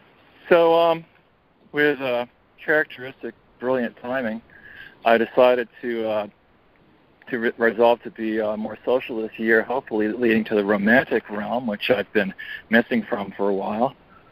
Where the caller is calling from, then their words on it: Portland, United States; in Portland.